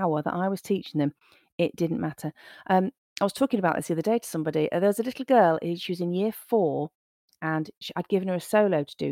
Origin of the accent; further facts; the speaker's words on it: Nottingham, East Midlands, United Kingdom; I was born in Nottingham, uh, I grew up here